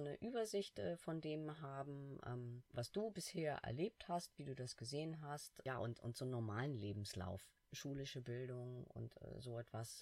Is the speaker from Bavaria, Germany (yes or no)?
no; Hamburg, Germany; ich als Hamburger